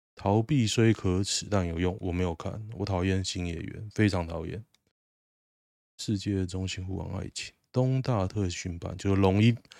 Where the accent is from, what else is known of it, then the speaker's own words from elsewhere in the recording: Taoyuan, Taiwan; 离我老家超近的，离我外婆家大概五十公尺吧，就是那么近哦。我常常经过那边哦，真的很酷。我小学上课的路，必经之路